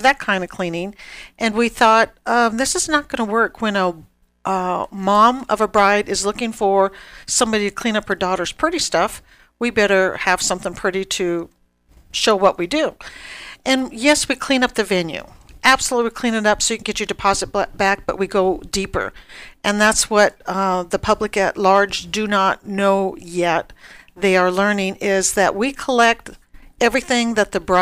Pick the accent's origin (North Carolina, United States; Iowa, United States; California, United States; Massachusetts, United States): California, United States; Los Angeles; also born or lived in Kelso, Washington / Madeline, California; raised in L.A. Parents moved us from L.A. to a small